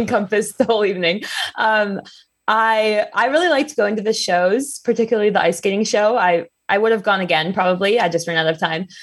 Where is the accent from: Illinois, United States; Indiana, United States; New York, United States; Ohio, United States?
Ohio, United States; I grew up in Ohio